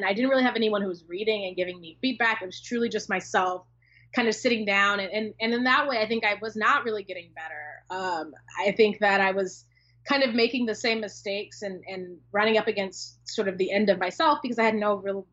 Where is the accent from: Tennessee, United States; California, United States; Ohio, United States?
California, United States; Oceanside; I'm from San Diego County, from Oceanside, which is where The Mothers is set, my first book